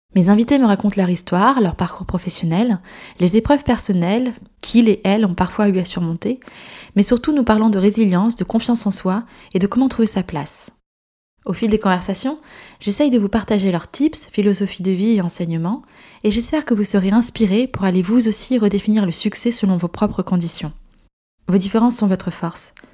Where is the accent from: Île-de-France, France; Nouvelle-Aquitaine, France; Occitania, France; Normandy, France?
Nouvelle-Aquitaine, France; Gironde; also born or lived in United Kingdom; now in Paris, France; je suis originaire d'un petit village de Gironde, et je vis aujourd'hui à Paris depuis quelques années maintenant